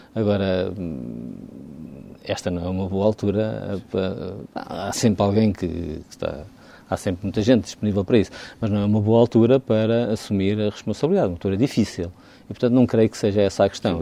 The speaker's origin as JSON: {"language": "Portuguese", "country": "Portugal", "said": "como português"}